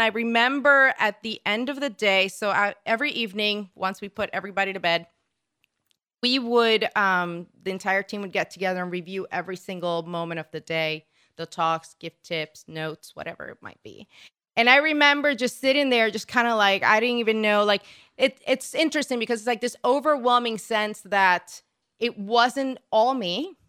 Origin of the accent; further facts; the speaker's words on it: Puerto Rico; now in United States; I'm originally from Puerto Rico